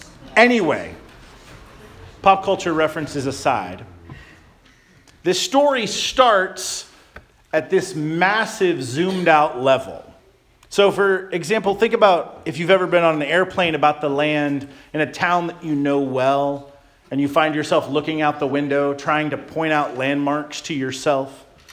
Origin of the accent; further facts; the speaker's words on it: Florida, United States; now in Bremerton, United States; As a child growing up in Florida